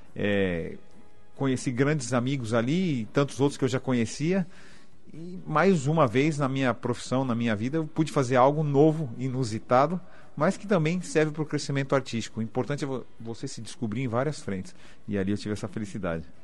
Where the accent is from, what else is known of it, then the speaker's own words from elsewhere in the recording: São Paulo, Brazil; eu sou paulistano